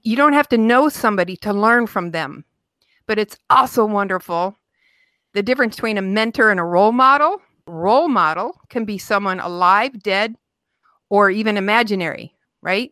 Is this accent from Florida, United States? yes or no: no; Utica, Michigan, United States; I grew up right outside Detroit in a little town called Utica, Utica, Michigan